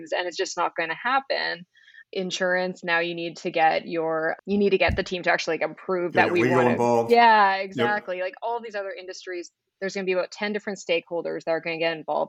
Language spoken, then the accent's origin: English; Flin Flon, Manitoba, Canada; also born or lived in Winnipeg; now in Toronto, Canada; I'm from Flin Flon, Manitoba. It's a tiny northern town, 800 kilometers north of absolutely anything. But yeah, so I'm originally from Flin Flon